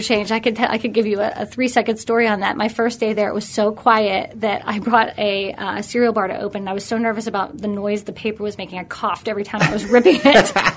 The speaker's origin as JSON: {"language": "English", "town": "Pittsburgh", "region": "Pennsylvania", "country": "United States", "tie": "born or raised there", "also_born_or_lived": "New York City", "said": "born and raised in Pittsburgh."}